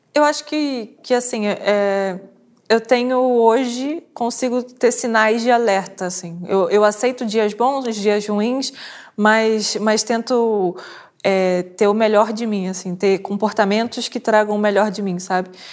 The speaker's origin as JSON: {"language": "Portuguese", "country": "Brazil", "tie": "born or raised there", "moved": "as an adult", "lives_now": "Portugal", "said": "nasci no Brasil, vim para cá"}